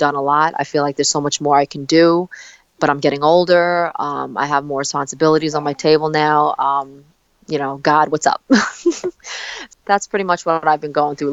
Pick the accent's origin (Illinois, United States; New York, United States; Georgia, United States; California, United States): New York, United States; New York City; also born or lived in South Korea; I came to, Staten Island, New York when I was 4 months old.